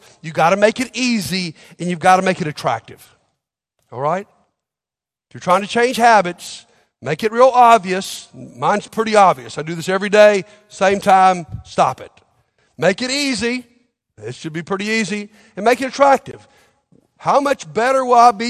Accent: Montgomery, Alabama, United States; I grew up in Montgomery, Alabama

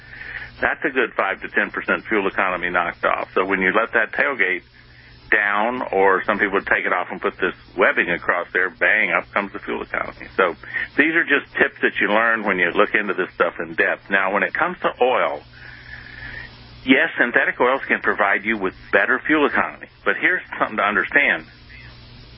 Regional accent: United States

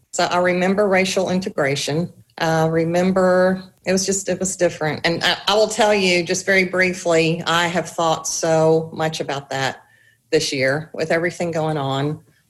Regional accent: Chapin, South Carolina, United States; also born or lived in Columbia, South Carolina; we moved from Chapin to an apartment back closer to Columbia. So my junior year in high school was my last year at Chapin.

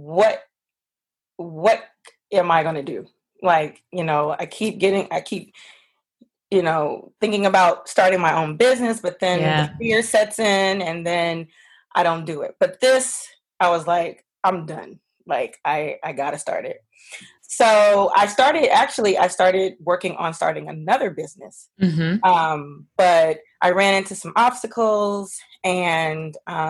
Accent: Los Angeles, California, United States; also born or lived in Washington, D.C.; I'm originally from Los Angeles

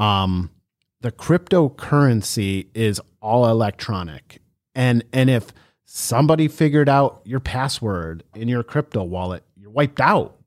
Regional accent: Cleveland, Ohio, United States; we're from Ohio

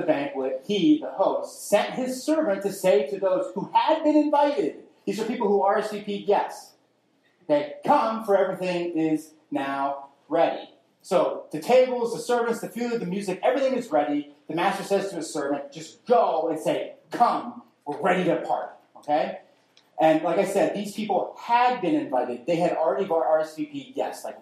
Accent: New Jersey, United States; I grew up in South Jersey

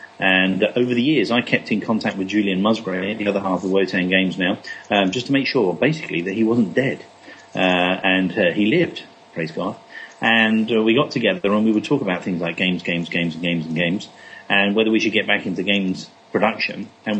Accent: England, United Kingdom; I am English.

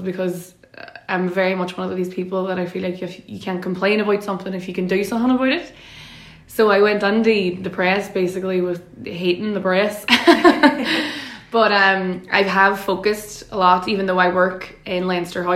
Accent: Derry, Northern Ireland, United Kingdom; I'm from Derry City. My mammy is from Craigan and my daddy is from Shantaz, so two very known, well-known nationalist working class estates in Derry

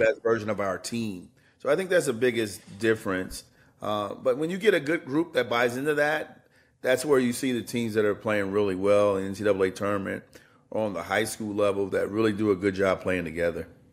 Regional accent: Indiana, United States; moved away; I grew up in Indiana.

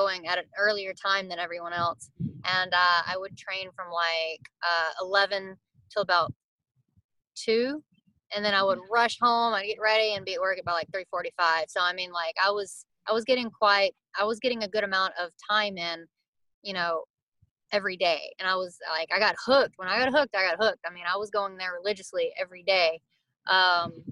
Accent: Atlanta, Texas, United States; I grew up in Atlanta, Texas

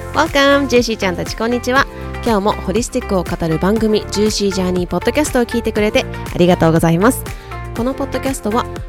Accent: Japan; also born or lived in United States

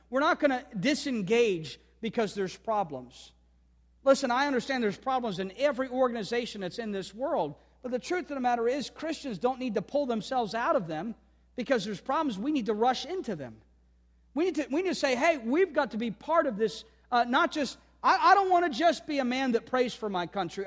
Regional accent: United States; every day as an American, I'm thankful for a great country

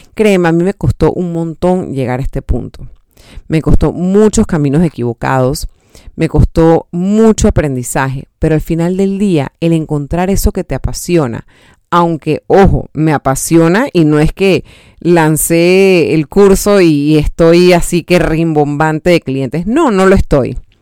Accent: Panama; aportar algo a mi país, al diseño de mi país, a un evento tan importante como el Panama Fashion Week

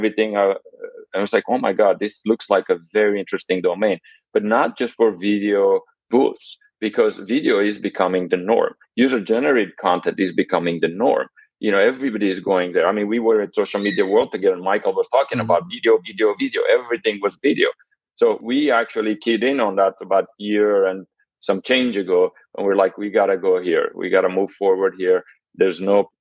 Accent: Armenia; now in United States; I'm Armenian, displaced here in the United States. So I actually was born in Armenia, and here I am in the United States, been here for about 30 years

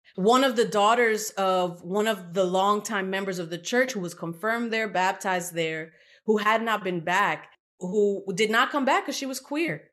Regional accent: New York City, New York, United States; also born or lived in Puerto Rico / South Bronx, New York; I was born in Puerto Rico, but we moved to Brooklyn, and so I kinda grew up in what we call Old Brooklyn

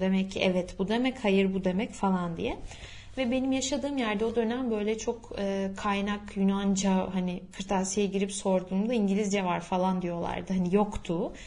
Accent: İzmir, Turkey; first language Turkish; Türk'üm ben İzmir'den geldim

